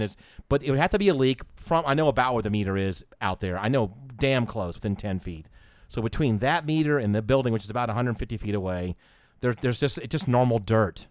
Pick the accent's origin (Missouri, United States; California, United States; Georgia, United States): Georgia, United States; Atlanta; I'm from Atlanta